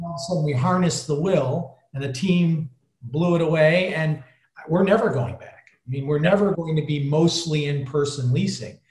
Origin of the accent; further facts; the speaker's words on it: Detroit, Michigan, United States; now in Chicago, United States; I grew up in the Detroit area, so I'm used to being in urban areas. Been in Chicago almost my whole life now